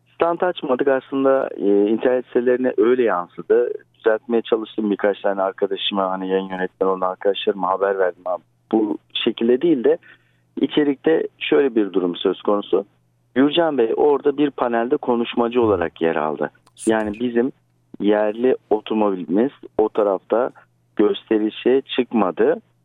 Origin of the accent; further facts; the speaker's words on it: Istanbul, Turkey; merhaba neredensin diye sordukları zaman İstanbul'u söylüyorum